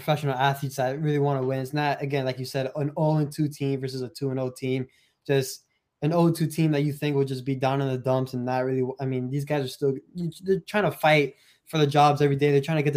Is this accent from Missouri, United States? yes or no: no; Miami, Florida, United States; born or raised there